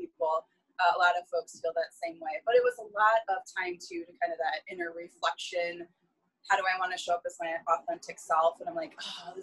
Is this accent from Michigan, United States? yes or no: yes; Northern Michigan, United States; I'm from Northern Michigan